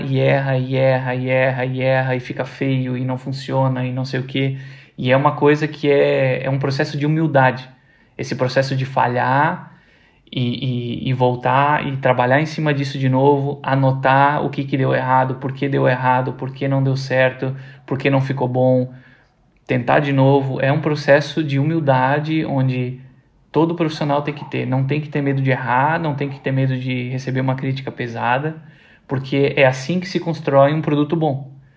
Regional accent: Brazil; como nós, brasileiros

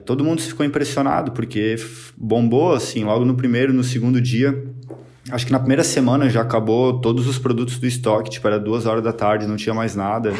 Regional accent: Blumenau, Santa Catarina, Brazil; Sou aqui de Blumenau, Santa Catarina

